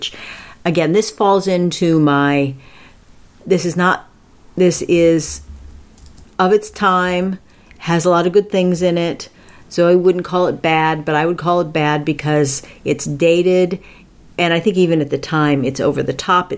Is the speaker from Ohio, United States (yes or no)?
yes; Akron, Ohio, United States; moved away; My hometown, Akron, Ohio